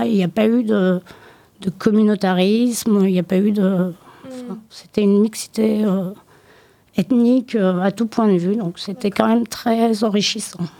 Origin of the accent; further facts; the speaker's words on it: Limoges, Nouvelle-Aquitaine, France; J'ai grandi à Limoges